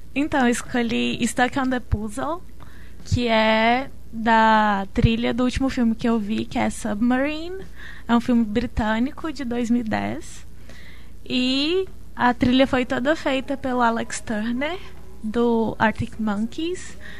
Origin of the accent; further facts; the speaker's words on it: Sete Lagoas, Minas Gerais, Brazil; accent: mineiro; eu venho de Sete Lagoas, e as pessoas de Sete Lagoas achavam que eu era de fora